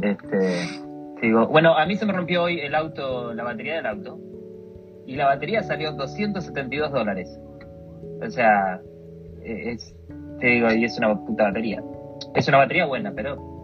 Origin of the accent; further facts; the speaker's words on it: Argentina; moved away as an adult; now in New York, United States; vine de Argentina, me mudé de Argentina